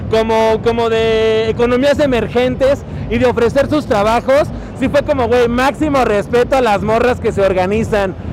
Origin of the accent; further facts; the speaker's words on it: Mexico; empezar a crear personajes que con nosotros como mexicanos o como latinos podamos arraigar